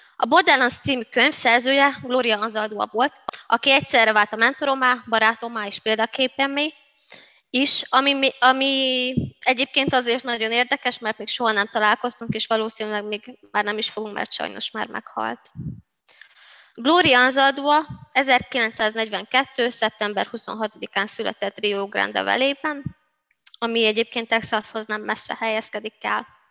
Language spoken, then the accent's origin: Hungarian; Szabolcs-Szatmár-Bereg, Hungary; first language Hungarian; now in Budapest, Hungary; romaként, de magyar anyanyelvűként, szabolcsiként, pestiként